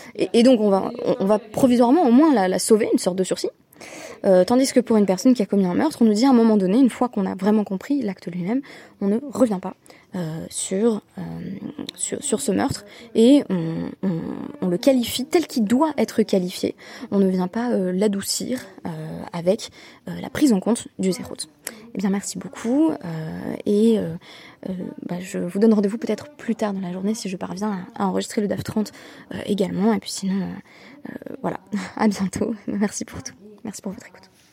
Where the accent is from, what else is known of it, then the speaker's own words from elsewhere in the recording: France; on, on est français